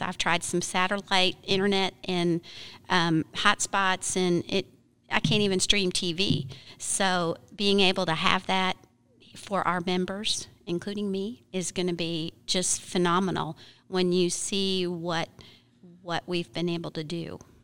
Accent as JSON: {"language": "English", "region": "Michigan", "country": "United States", "tie": "born or raised there", "also_born_or_lived": "Florida", "moved": "yes", "lives_now": "Arkansas, United States", "said": "I grew up in Michigan, most of my gardening, gardening that I learned was Michigan plants"}